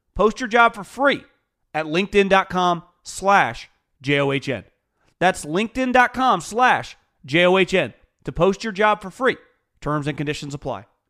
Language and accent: English; West Coast, United States; I'm born and raised on the West Coast